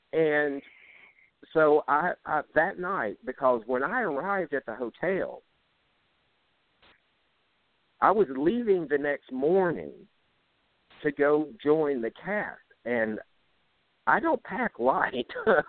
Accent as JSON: {"language": "English", "town": "Jigger", "region": "Louisiana", "country": "United States", "lives_now": "Monroe, United States", "said": "I'm from Jigger, Louisiana, living in Monroe, Louisiana, which is still less than an hour's drive from Jigger."}